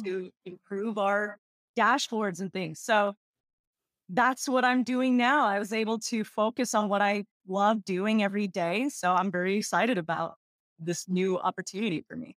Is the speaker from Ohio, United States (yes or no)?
no; Texas, United States; I was born and raised in Texas, and I'm a first gen Ecuadorian American